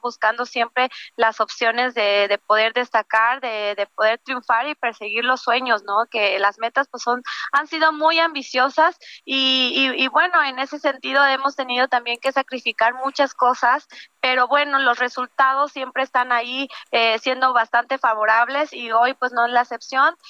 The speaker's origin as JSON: {"language": "Spanish", "town": "Valle de Bravo", "region": "State of Mexico", "country": "Mexico", "tie": "born or raised there", "said": "Yo crecí aquí en Valle de Bravo desde pequeña"}